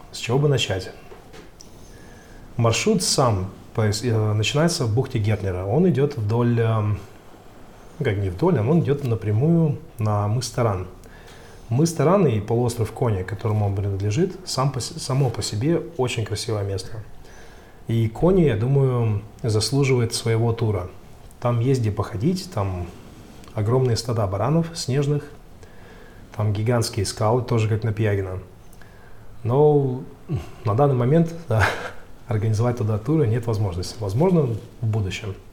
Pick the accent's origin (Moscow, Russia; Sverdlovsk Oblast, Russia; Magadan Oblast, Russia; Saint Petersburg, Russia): Magadan Oblast, Russia; Magadan; moved away as an adult; А, родился и вырос в Магадане. А, собственно говоря, ничего примечательного, наверное, не, не происходило, кроме того, что я с отцом часто уезжал на охоту.